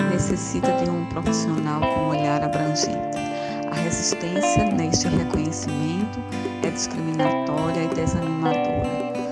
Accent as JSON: {"language": "Portuguese", "town": "Recife", "region": "Pernambuco", "country": "Brazil", "said": "sou do Recife, Pernambuco"}